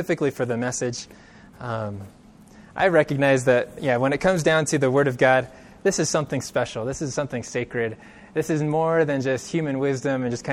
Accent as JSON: {"language": "English", "town": "Bakersfield", "region": "California", "country": "United States", "tie": "born or raised there", "said": "I grew up in California. I grew up in Bakersfield, which is relatively close to Los Angeles."}